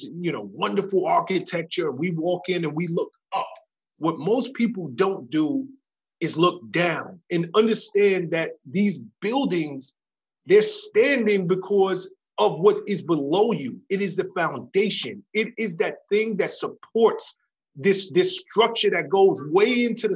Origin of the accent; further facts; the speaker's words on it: New York City, New York, United States; I come from the South Bronx, New York